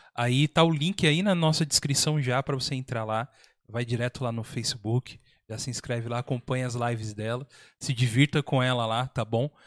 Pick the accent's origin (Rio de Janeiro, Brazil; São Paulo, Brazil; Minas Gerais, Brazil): São Paulo, Brazil; São José dos Campos; a gente é de São José dos Campos